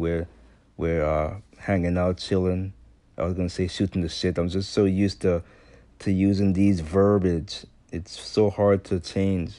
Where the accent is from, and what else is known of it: U.S. Virgin Islands; born or raised there; now in United States